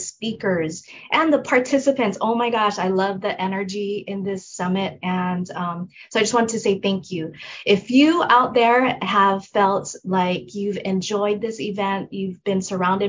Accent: Hawaii, United States; I'm from Hawaii

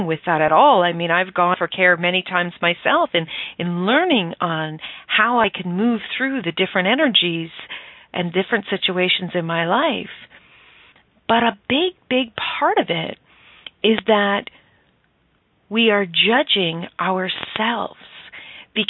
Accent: Stratford, Ontario, Canada; I grew up just outside of Stratford, Ontario, Canada

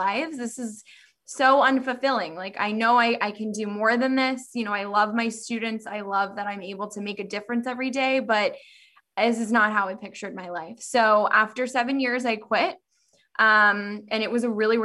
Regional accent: Southern California, United States; moved away as an adult; also born or lived in Davis, California; now in Northern California, United States; I grew up, born and raised in California, Southern California.

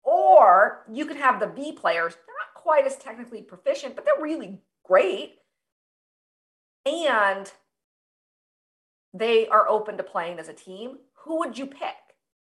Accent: Des Moines, Iowa, United States; my hometown in Des Moines, Iowa.

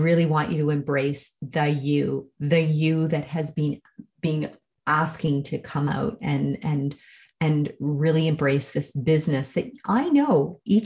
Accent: Canada; I'm a Canadian

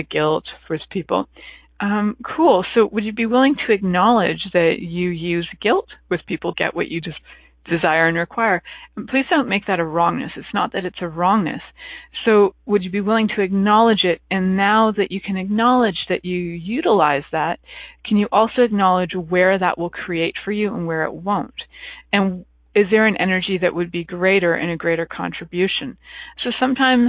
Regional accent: Canada; I'm from Canada

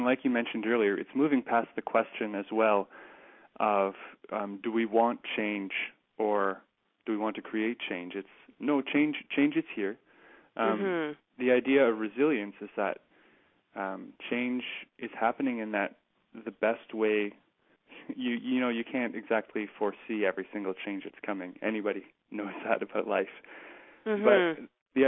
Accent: Kitchener, Ontario, Canada; also born or lived in Waterloo; there was actually a chapter in my hometown, Transition KW. So I went to school in Waterloo, and now I live in Kitchener

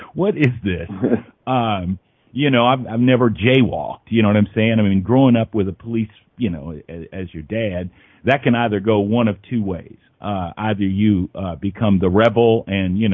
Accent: Indianapolis, Indiana, United States; I'm from Indianapolis

